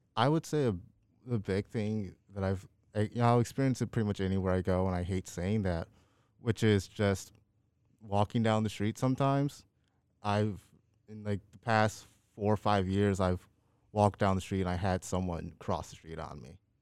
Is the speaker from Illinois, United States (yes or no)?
yes; Chicago, Illinois, United States; moved away; I was born and raised south side of Chicago